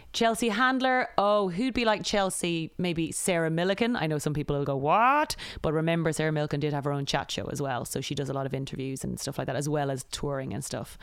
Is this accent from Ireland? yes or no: yes; Ireland; moved away as an adult; also born or lived in United Kingdom; now in United States; growing up in Ireland